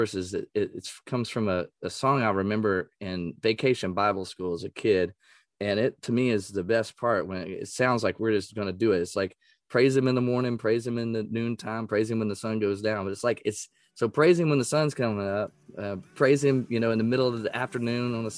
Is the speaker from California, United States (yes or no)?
no; East Texas, United States; I grew up in East Texas